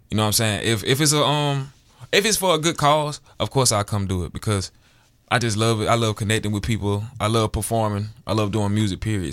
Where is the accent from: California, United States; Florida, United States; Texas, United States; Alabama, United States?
Alabama, United States; moved away as an adult; now in Seattle, United States; born and raised, I'm from Alabama